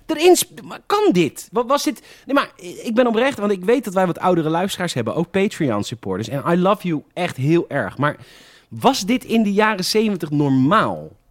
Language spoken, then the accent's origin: Dutch; Netherlands; Ik ben echt een Hollander.